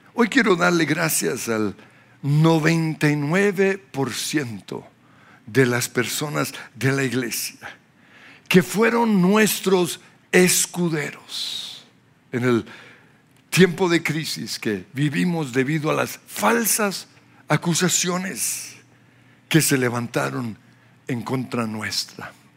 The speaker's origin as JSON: {"language": "Spanish", "country": "Australia", "tie": "born or raised there", "moved": "yes", "lives_now": "Colombia", "said": "Soy australiano porque nací en Australia"}